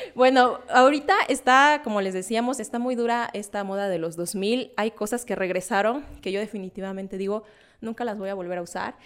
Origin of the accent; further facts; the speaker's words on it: southern Veracruz, Mexico; moved away; yo soy del sur de Veracruz